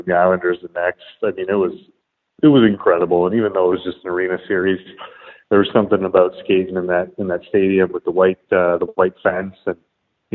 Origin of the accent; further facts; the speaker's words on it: Toronto, Ontario, Canada; moved away as an adult; also born or lived in Columbus / New York; growing up in Toronto